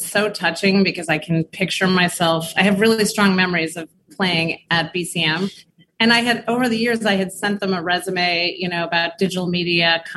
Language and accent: English; New York City, New York, United States; I grew up in Borum Hill